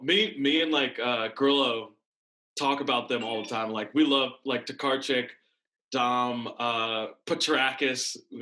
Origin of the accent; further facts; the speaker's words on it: Washington, United States; born there; also born or lived in Texas / North Carolina / Pennsylvania / Maryland; I was born in Washington State. Then we went to Texas for a little bit, North Carolina, Pennsylvania. That's where I started playing football, and then Maryland, and then Virginia.